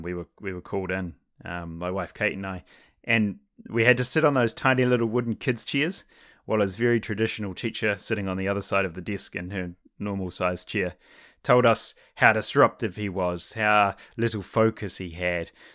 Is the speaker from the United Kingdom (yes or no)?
no; New Zealand; I'm from New Zealand, which is where I went to high school